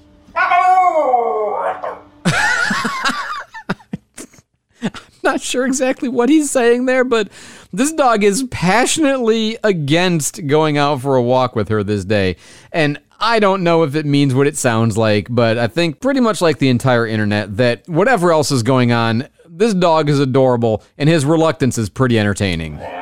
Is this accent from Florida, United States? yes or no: yes; Florida, United States; Florida, my home state